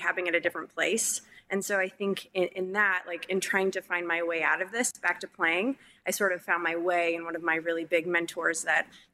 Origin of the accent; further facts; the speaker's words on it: Minnesota, United States; moved away as an adult; also born or lived in California; I'm from Minnesota. I was in California. I'm really far away from my family